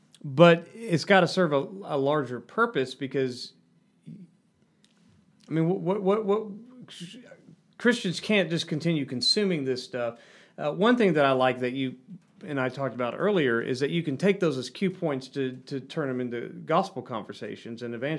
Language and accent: English; Arkansas, United States; Yeah, there's a lot of meth out there. I'm from Arkansas. We got plenty of meth.